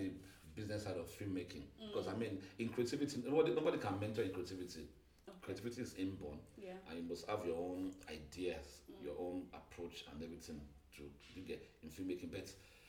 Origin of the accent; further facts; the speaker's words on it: Nigeria; Even though I'm not a Yoruba boy, I grew up among Yoruba